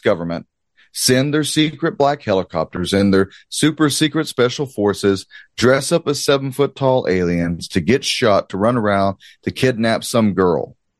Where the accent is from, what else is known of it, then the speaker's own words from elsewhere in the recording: Southeast Texas, United States; I'm a good old country boy, I'm a Cajun from Southeast Texas